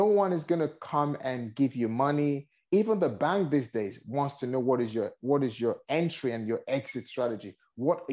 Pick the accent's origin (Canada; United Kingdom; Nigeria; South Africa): Nigeria; moved away; I originally born and raised in Nigeria.